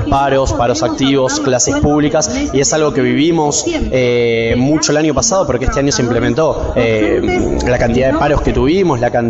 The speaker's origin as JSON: {"language": "Spanish", "town": "La Plata", "region": "Buenos Aires Province", "country": "Argentina", "said": "eh, soy de La Plata"}